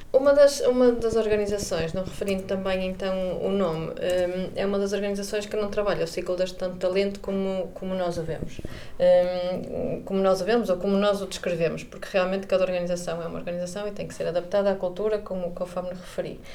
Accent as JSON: {"language": "Portuguese", "town": "Porto", "region": "Norte", "country": "Portugal", "moved": "as an adult", "lives_now": "Vigo, Spain", "said": "sou do Porto, vivo em Vigo e trabalho em Viena"}